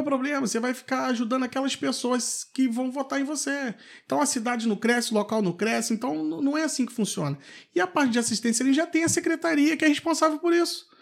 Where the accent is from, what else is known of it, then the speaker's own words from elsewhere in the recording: Valença, Rio de Janeiro, Brazil; also born or lived in Vassouras / Petrópolis; eu sou morador de Barão de Juparanã, nascido e criado